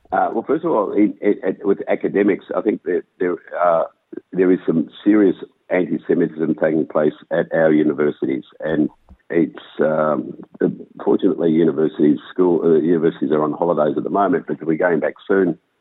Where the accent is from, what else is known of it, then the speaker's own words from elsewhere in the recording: Melbourne, Victoria, Australia; I've born and bred in Melbourne, child of Holocaust survivors.